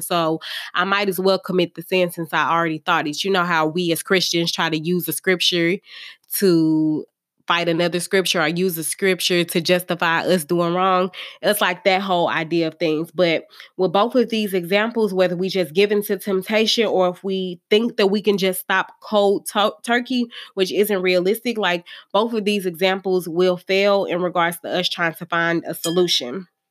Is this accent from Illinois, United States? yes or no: no; St. Louis, Missouri, United States; I'm from Saint Louis